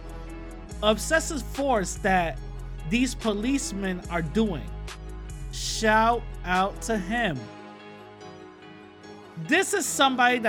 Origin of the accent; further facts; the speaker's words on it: New York, United States; I'm from New York. I'm just visiting